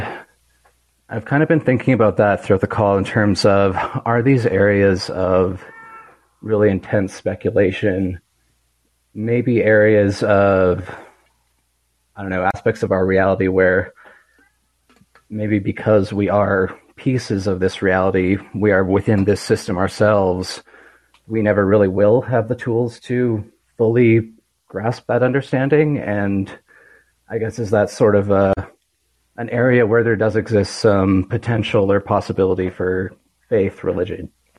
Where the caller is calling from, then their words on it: Calgary, Alberta, Canada; I'm calling from Calgary, Alberta in Canada.